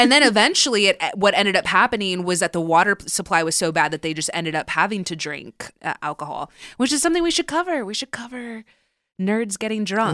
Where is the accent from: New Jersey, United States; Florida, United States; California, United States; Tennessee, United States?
California, United States; Southern; I grew up in Southern California